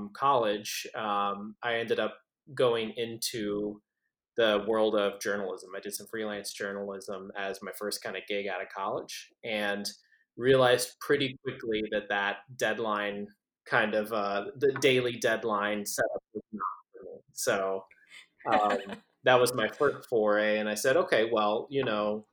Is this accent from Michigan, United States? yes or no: no; San Antonio, Texas, United States; I was born and raised in San Antonio, Texas